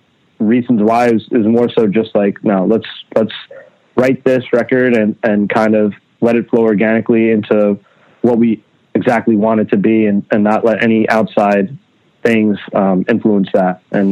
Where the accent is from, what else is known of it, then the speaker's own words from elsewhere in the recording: Long Island, New York, United States; also born or lived in Queens; I was born in Queens, Flushing, Queens, in like, you know, a one bedroom apartment with my family, my mom, my dad, my brother. And then around the ages, around like 4 or 5 years old, we moved to Long Island.